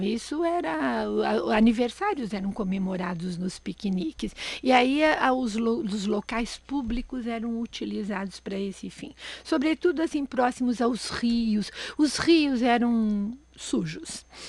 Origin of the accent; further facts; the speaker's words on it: São Paulo, Brazil; São Paulo, onde eu nasci